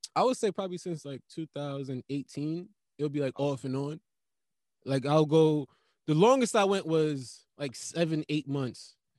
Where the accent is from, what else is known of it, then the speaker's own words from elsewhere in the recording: Jamaica; I'm Jamaican